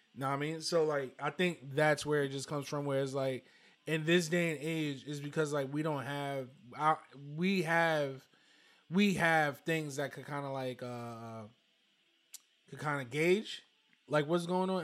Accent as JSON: {"language": "English", "town": "New York City", "region": "New York", "country": "United States", "tie": "born or raised there", "said": "growing up in Brooklyn"}